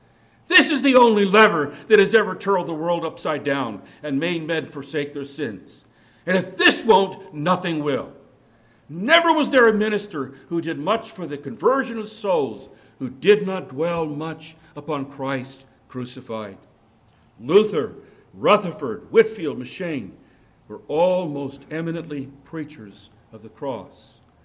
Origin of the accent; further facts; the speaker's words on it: India; born there; I was born right up near the Nepali border in India, just in the foothills of the Himalayas.